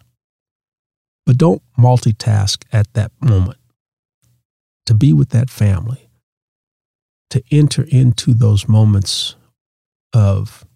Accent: Oakland, California, United States; moved away; I grew up in Oakland from the San Francisco Bay Area.

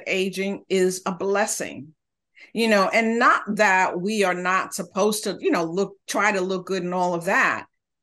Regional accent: New York City, New York, United States; moved away as an adult; also born or lived in Honduras; now in Santa Barbara, United States; live in California, Santa Barbara area, not originally, but I grew up in New York City, originally from Central America.

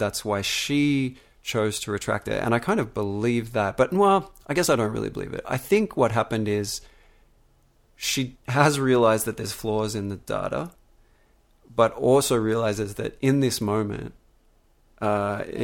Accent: Melbourne, Victoria, Australia; the environment I grew up in Melbourne, Australia

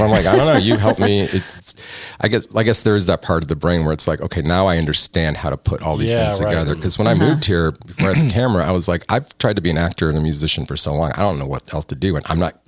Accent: outside of Chicago, Indiana, United States; moved away as an adult; also born or lived in Bronx, New York / Yonkers, New York / Los Angeles; now in Texas, United States; Born in the Bronx, but grew up in Yonkers till about 7, and then to Indiana, outside of Chicago

